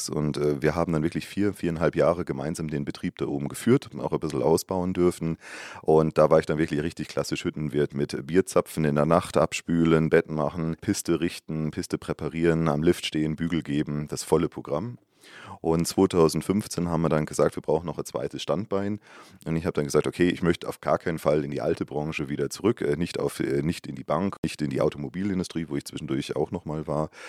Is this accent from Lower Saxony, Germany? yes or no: no; North Rhine-Westphalia, Germany; Also für meine Mitarbeiter komme ich Nor aus dem Norden, faktisch aus dem Westen, aus dem wunderschönen Münsterland, wo es ja keine Berge gibt und garantiert auch keinen Schnee. Die höchste Erhebung bei uns 50 Meter.